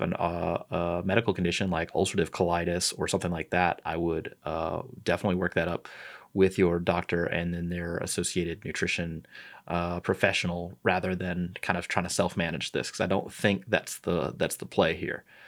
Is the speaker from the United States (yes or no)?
yes; St. Louis, Missouri, United States; moved away; I'm from Saint Louis. I'm a Cardinals fan.